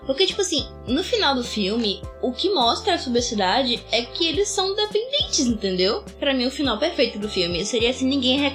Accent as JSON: {"language": "Portuguese", "country": "Brazil", "said": "Eu é sou é do Brasil"}